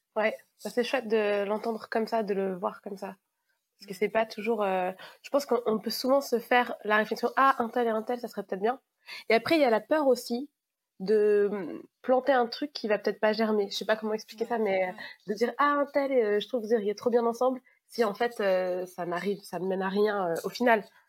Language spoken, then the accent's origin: French; Savoie, Auvergne-Rhône-Alpes, France; now in Paris region, France; Je viens de la plus belle région du monde, je viens de Savoie, mais en ce moment, j'habite en région parisienne